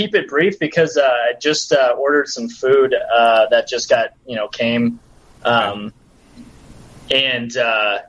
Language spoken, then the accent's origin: English; Minnesota, United States; I was born and raised in Minnesota.